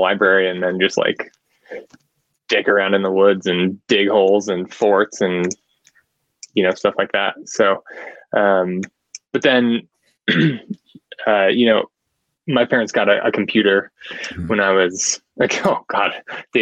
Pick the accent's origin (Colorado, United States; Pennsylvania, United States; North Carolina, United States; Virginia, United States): Colorado, United States; also born or lived in Denver, Colorado; I am from Colorado, currently live in Denver, kind of bounced around all over the state as a kid in the mountains